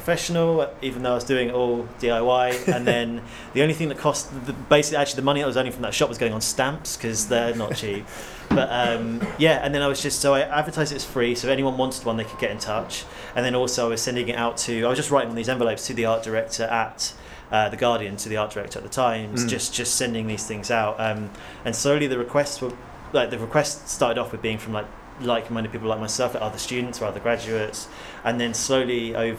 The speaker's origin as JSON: {"language": "English", "area": "Hampshire", "region": "South East England", "country": "United Kingdom", "said": "I'm from Hampshire"}